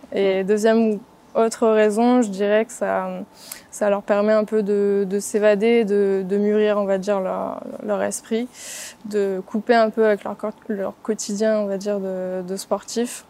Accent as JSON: {"language": "French", "town": "Reims", "region": "Grand Est", "country": "France", "also_born_or_lived": "Paris / Dijon", "moved": "as an adult", "lives_now": "Toulon, France", "said": "je suis originaire de Reims"}